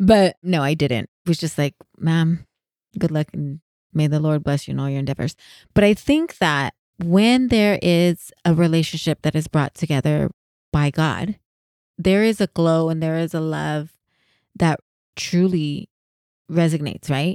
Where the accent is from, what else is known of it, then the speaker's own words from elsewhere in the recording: San Jose, California, United States; I'm from San Jose